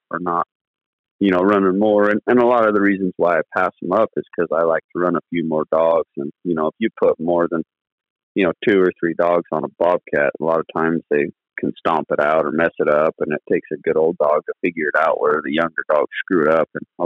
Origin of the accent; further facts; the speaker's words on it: Southern Utah, United States; I'm from Southern Utah and been running dogs for about 16 years now